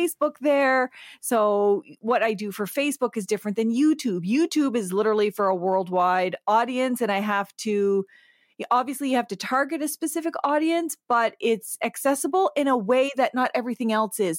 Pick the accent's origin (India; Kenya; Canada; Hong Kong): Canada; Eel River Bar First Nation, Atlantic Canada, New Brunswick; now in Toronto, Canada; I'm from the Sovereign Mi'kmaq Nation on Unceded Mi'kma'ki, which is in Atlantic Canada. My home reserve is Ugbeganjig, which is Eel River Bar First Nation